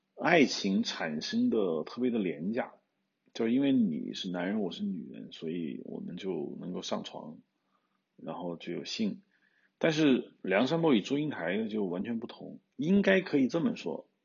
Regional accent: China; 我们中国人有句老话，好死不如赖活着

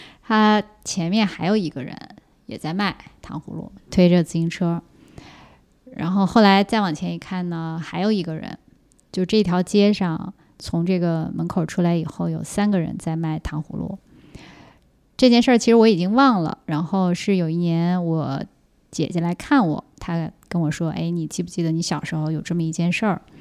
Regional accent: Siping, Jilin, China; 四平呀，我在四平出生的。

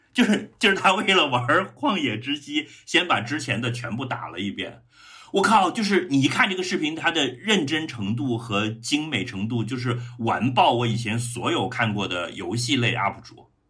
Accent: Changsha, Hunan, China; 我的长沙老乡们

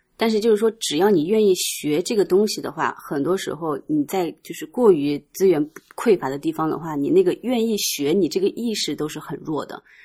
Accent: Nanjing, Jiangsu, China; also born or lived in rural countryside (unspecified); 我其实小时候在农村长大的嘛，然后突然到了南京，其实也有一段不适应

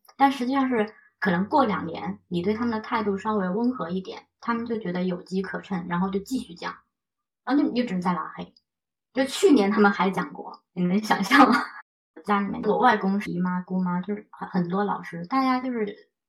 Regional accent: China; now in Canada; 我在农村长大

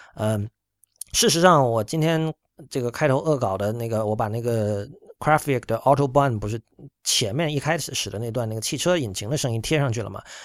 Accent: Shenzhen, Guangdong, China; moved away; 我在深圳长大

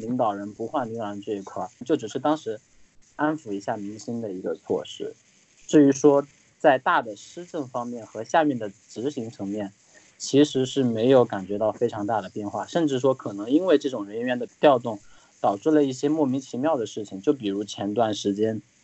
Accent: Wuhan, Hubei, China; now in Shanghai, China; 我们武汉人

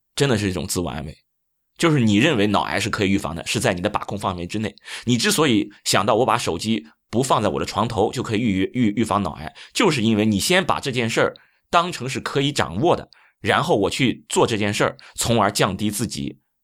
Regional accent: China; 我们中国人

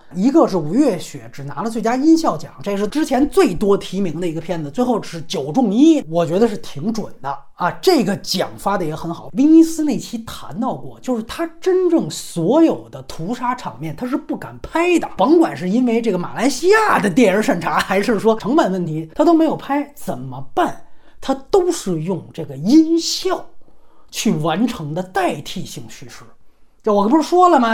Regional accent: China; 咱们大陆人

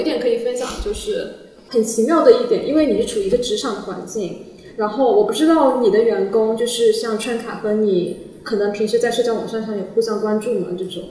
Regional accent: Wenzhou, Zhejiang, China; now in Shanghai, China; 因为我是温州人嘛，然后就想做一本我们温州的一个在地杂志

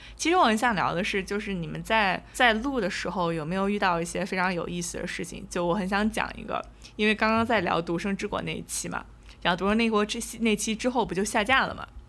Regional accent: Shanxi, China; 我和阿花都是山西人

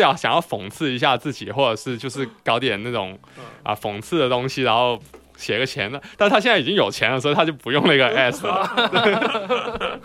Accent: Guangzhou, Guangdong, China; 我们广州话叫食字啊

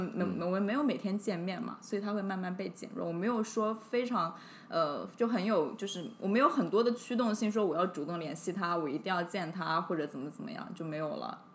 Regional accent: Hunan, China; moved away; 因为我是湖南人嘛，我就想说顺便回长沙

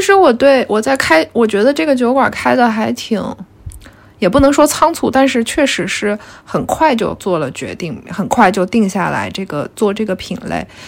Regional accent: northwestern China, China; now in Shanghai, China; 因为我是西北人

